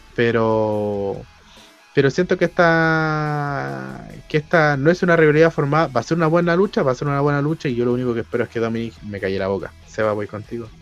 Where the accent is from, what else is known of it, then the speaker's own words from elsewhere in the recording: Chile; a nosotros como latinoamericanos, y obviamente como chilenos